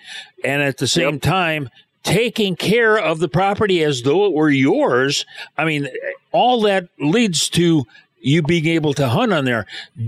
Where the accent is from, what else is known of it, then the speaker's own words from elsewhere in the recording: Romeo, Michigan, United States; I was born and raised in Romeo, which is not that far away.